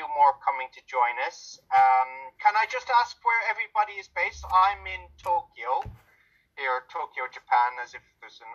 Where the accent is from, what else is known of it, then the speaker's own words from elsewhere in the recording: Ireland; I'm from Ireland